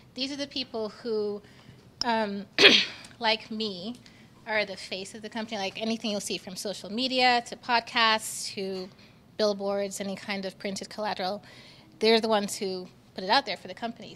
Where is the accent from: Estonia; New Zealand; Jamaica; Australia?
Jamaica; now in Utah, United States; in my time here in Utah, but I'm from Jamaica.